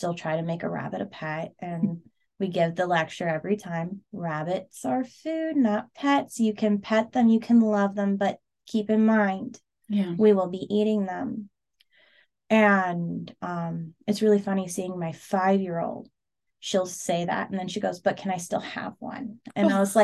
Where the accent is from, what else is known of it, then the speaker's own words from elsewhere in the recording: Seward, Alaska, United States; I grew up in Seward